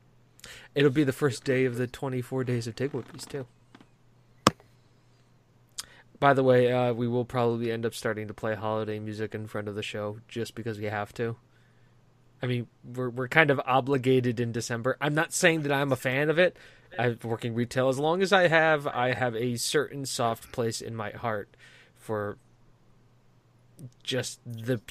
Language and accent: English; United States; As an American